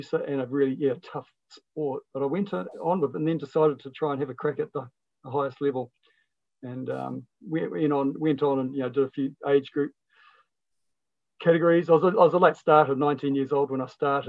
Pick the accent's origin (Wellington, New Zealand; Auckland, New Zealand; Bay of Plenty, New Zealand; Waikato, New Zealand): Bay of Plenty, New Zealand; Whakatane; I was raised in Whakatane